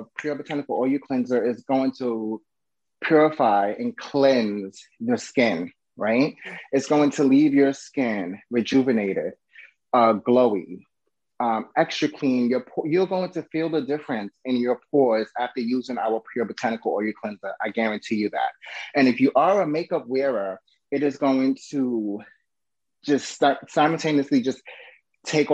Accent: New York, United States; now in Florida, United States; I'm originally from New York, so I know at that time living in New York

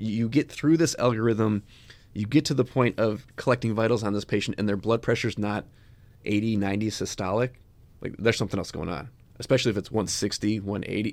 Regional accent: Chicago, Illinois, United States; I grew up in Chicago.

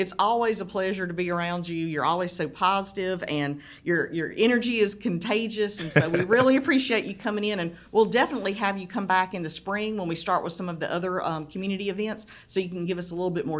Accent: South Georgia, United States; I grew up here in South Georgia

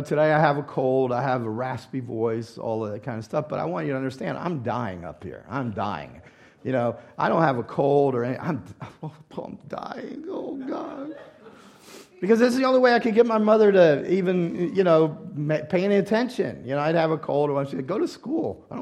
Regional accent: the South, United States; moved away; also born or lived in Louisiana; I grew up in the South

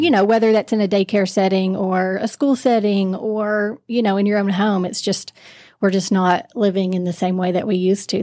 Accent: Knoxville, Tennessee, United States; moved away; I grew up in Knoxville, Tennessee

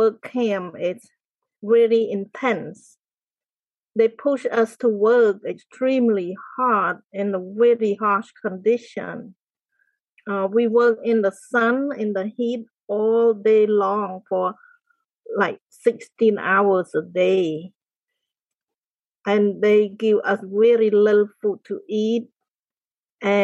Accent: Cambodia; moved away as an adult; I grew up in the countryside of Cambodia. It's a small village.

